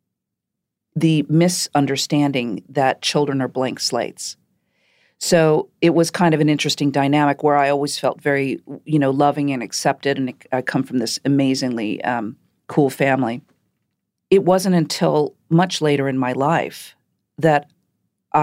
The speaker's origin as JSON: {"language": "English", "town": "Shaker Heights", "region": "Ohio", "country": "United States", "tie": "born or raised there", "said": "I grew up in Shaker Heights, Ohio."}